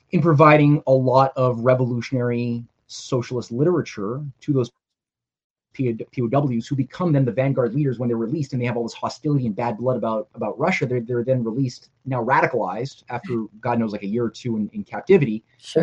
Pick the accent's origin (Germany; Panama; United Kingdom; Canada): Canada; I'm a Canadian writer.